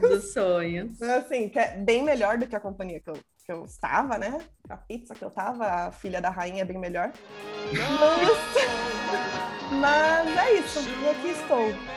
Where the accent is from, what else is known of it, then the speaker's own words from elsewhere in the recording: São Paulo, Brazil; Sou de São Paulo, mas estou no Ceará passando calor